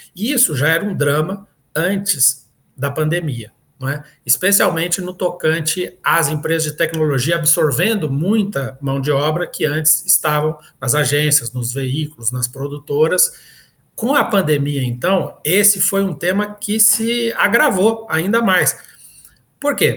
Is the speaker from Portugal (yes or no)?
no; Minas Gerais, Brazil; moved away; Minas Gerais, que foi na cidade onde eu nasci